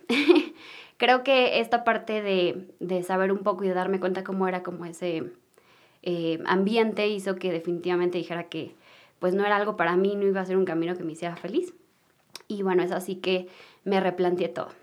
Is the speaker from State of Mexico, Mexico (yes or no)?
no; Mexico City, Mexico; nací aquí en la Ciudad de México, nací en una familia pues muy unida